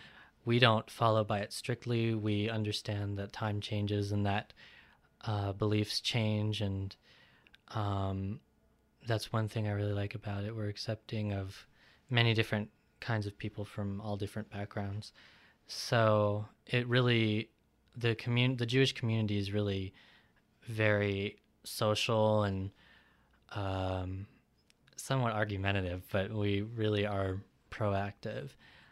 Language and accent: English; India; despite that I am from East India, I was adopted, so my family recently, about more than 5 years ago, converted to Judaism.